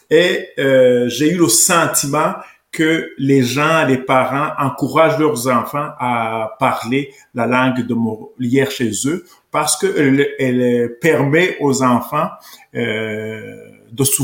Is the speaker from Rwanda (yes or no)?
yes; Rwanda; now in Canada; Parce que donc j'ai quitté le Rwanda en 1993. C'est un pays francophone et je me suis installé ici avec ma famille parce que on parle la langue française au Québec et au Canada.